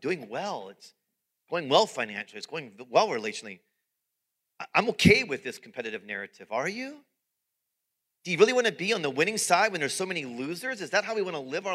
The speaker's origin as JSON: {"language": "English", "country": "United States", "said": "American followers of Jesus"}